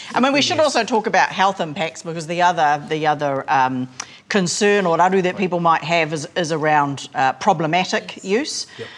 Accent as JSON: {"language": "English", "area": "Hokianga", "region": "Northland", "country": "New Zealand", "said": "so I'm from Hokianga and, and from the coast"}